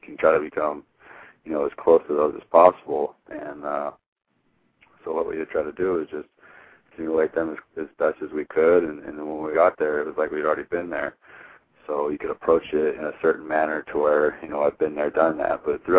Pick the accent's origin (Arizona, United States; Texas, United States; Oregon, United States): Oregon, United States; Hermiston; It was huge, because growing up from where I'm from, was not a lot of people come out of Hermiston with Division I scholarships